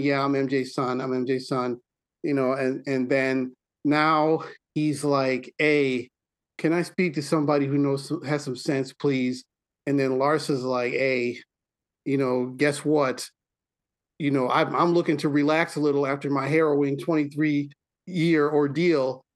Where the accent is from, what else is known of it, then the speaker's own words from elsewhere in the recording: Milwaukee, Wisconsin, United States; I'm from Milwaukee